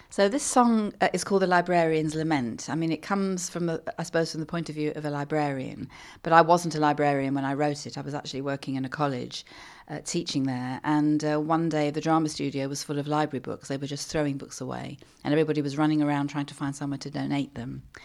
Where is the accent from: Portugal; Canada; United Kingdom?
United Kingdom; London; growing up in London